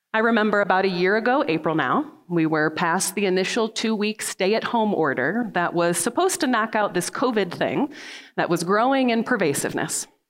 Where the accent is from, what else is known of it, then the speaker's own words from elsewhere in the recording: Midwest, United States; now in Salt Lake City, United States; I'm from the Midwest